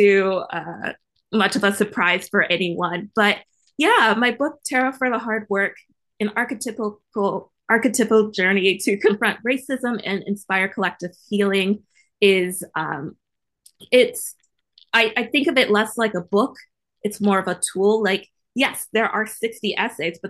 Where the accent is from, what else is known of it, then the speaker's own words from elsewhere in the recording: Virginia, United States; I come from the sticks. I come from Virginia, right near the West Virginia line